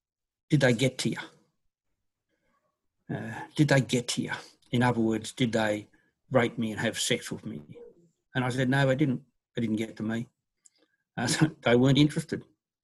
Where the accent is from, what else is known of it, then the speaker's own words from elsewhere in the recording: Papua New Guinea; also born or lived in Brisbane, Australia; I was born in Bulleye, went back to New Guinea where my father was a builder after the Second World War. Then we moved around and went to Brisbane and central things.